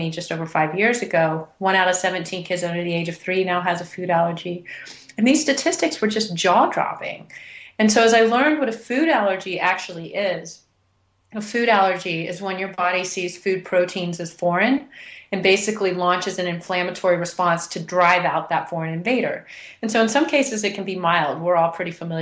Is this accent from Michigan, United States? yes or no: no; Houston, Texas, United States; now in Boulder, United States; I'd been born and raised in Houston, Texas